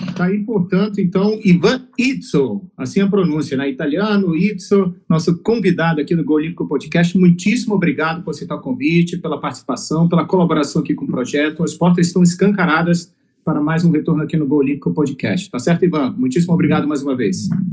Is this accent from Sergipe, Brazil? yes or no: no; Amazonas, Brazil; eu sou do norte do Brasil, sou do Amazonas